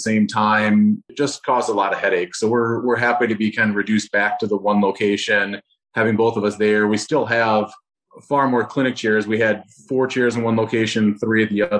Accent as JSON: {"language": "English", "town": "Rochester", "region": "Minnesota", "country": "United States", "tie": "born or raised there", "said": "Rochester, Minnesota, so my hometown"}